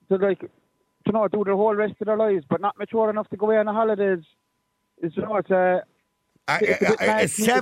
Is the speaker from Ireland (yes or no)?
yes; Limerick, Munster, Ireland; I'm from Limerick, now. I'm allowed to.